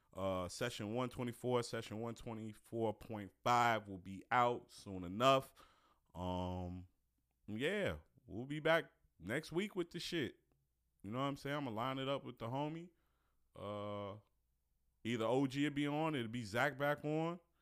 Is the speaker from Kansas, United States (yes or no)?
no; Chicago, Illinois, United States; born or raised there; moved away as an adult; now in Detroit, United States